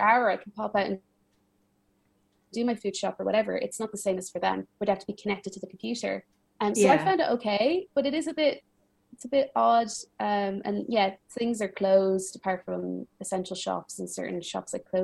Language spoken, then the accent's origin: English; Ireland; moved away as an adult; also born or lived in United States / Milan, Italy; now in Paris, France; I was born and raised in Ireland, and then I lived in a few different places.